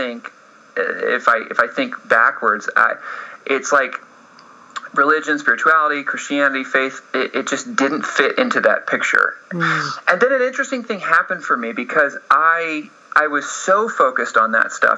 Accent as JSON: {"language": "English", "town": "Atlanta", "region": "Georgia", "country": "United States", "tie": "born or raised there", "moved": "as an adult", "lives_now": "Los Angeles, United States", "said": "I grew up in Atlanta. And I moved out to Los Angeles to pursue film"}